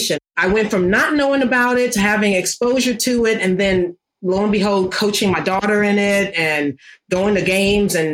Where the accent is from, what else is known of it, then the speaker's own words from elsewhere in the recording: New York City, New York, United States; when I was growing up in Harlem